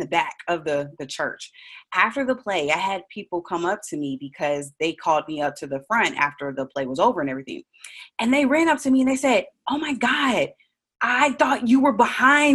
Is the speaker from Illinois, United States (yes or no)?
yes; Chicago, Illinois, United States; originally I was born and raised in Chicago, Illinois